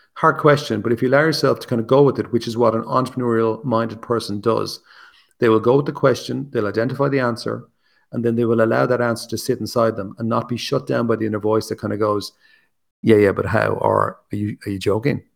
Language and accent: English; Ireland; also born or lived in Wicklow, Ireland; I'm obviously Irish, I live in Ireland